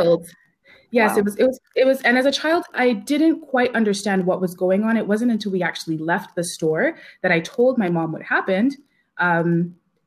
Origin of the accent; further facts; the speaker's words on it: Ladner, British Columbia, Canada; I grew up in a small town on the Lower Mainland called Ladner. It's located in South Delta